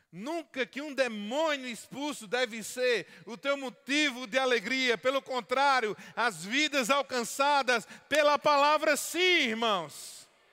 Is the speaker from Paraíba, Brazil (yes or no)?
yes; Paraíba, Brazil; como um bom paraibano